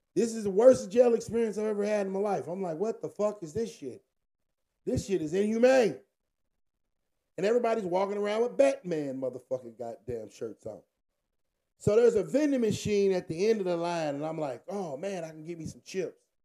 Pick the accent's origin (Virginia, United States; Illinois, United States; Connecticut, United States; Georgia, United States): Virginia, United States; I'm from Virginia.